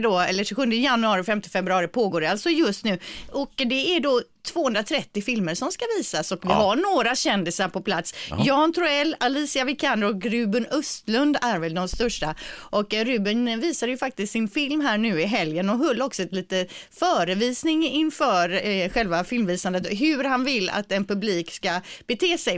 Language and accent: Swedish; Gothenburg, Västra Götaland, Sweden; accent: Gothenburg dialect; vår dialekt